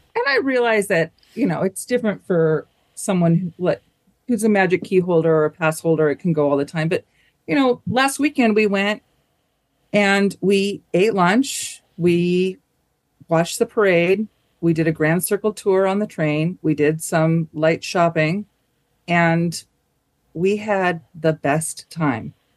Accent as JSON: {"language": "English", "region": "Southern California", "country": "United States", "said": "I'm from Southern California"}